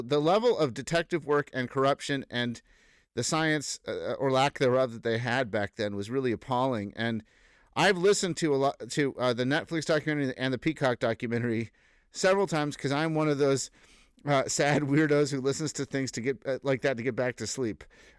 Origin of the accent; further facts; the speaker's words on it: Boston, Massachusetts, United States; also born or lived in San Francisco; I grew up in Boston.